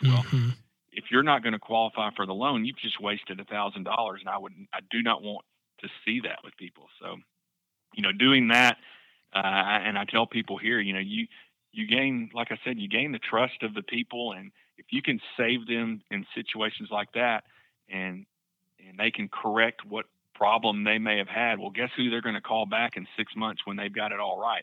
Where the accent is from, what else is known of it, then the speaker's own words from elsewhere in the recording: Camden, Arkansas, United States; now in Northwest Arkansas, United States; I grew up in Camden, about four doors down from the Harrells